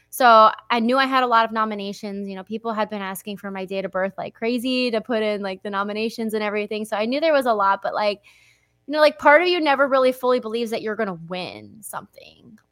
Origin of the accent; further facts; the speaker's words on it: Lehigh Valley, Pennsylvania, United States; moved away; my hometown